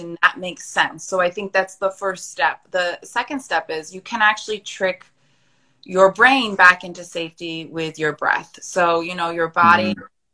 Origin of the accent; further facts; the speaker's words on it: United States; I'm American